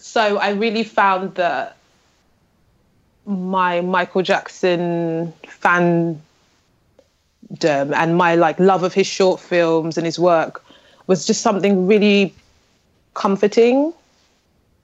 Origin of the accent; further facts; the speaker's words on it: London, United Kingdom; born in Islington in North London.